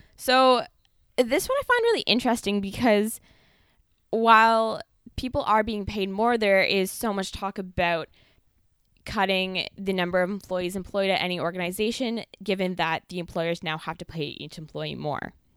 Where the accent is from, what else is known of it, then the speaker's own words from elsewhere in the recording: Ontario, Canada; Trevor and I just happen to be from Ontario